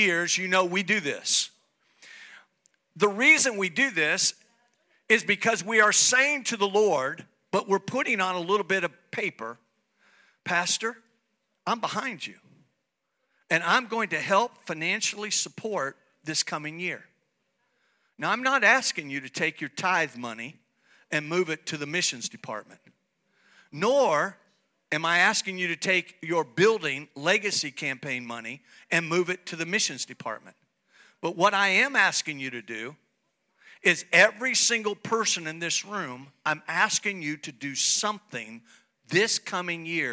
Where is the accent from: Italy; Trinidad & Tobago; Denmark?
Italy; moved away; also born or lived in United States; God brings me back after many years of living in America to come back to Italy to help my home country.